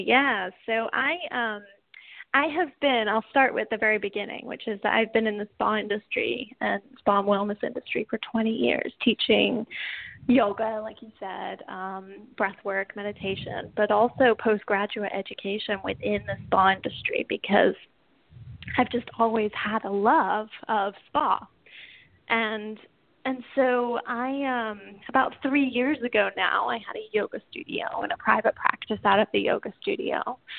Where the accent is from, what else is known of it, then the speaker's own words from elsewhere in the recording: England, United Kingdom; accent: English/Southern; now in United States; I'm actually from England originally, but I have been in the States for a long time. So my accent tends to go all over the place between English and Southern and anything in between, you know.